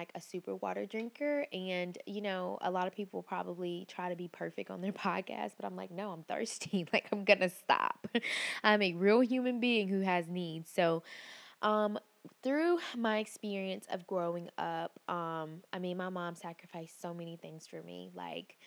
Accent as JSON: {"language": "English", "town": "Picayune", "region": "Mississippi", "country": "United States", "tie": "born or raised there", "said": "I am originally from Picayune, Mississippi, and it is a very small town, like really, really small. And I grew up in a two-parent household"}